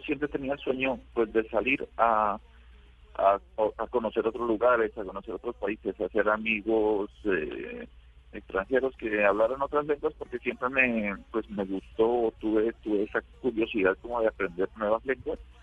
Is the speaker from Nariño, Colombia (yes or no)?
yes; La Florida, Nariño, Colombia; born or raised there; moved away as an adult; also born or lived in Pasto, Colombia; now in Xiamen, China